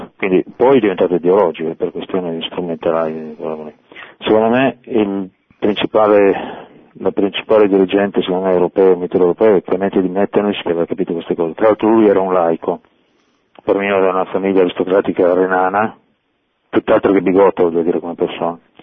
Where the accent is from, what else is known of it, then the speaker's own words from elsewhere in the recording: Monferrato, Piedmont, Italy; moved away as an adult; now in Turin, Italy; sono da Monferrato però per eh, interesse professionale sto a Torino